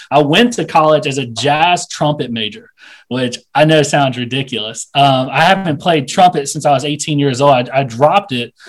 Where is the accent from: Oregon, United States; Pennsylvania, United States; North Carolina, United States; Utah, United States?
North Carolina, United States; Asheville; moved away as an adult; I'm from Asheville, North Carolina